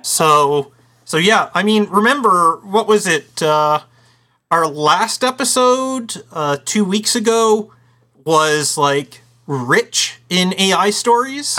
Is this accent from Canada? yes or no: yes; Canada; our Canadian Thanksgiving